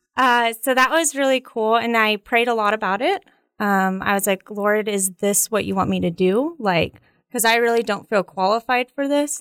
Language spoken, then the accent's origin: English; Edmond, Oklahoma, United States; also born or lived in Russia; now in Stillwater, United States; so then we went to Edmond, Oklahoma, uh, grew up there.